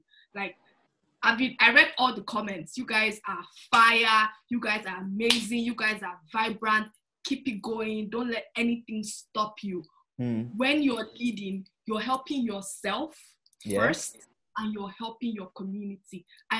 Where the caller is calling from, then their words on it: Toronto, Ontario, Canada; also born or lived in Montreal, Canada; I'm calling from... So my school was in Montreal, Canada, but now I moved to Toronto, Canada.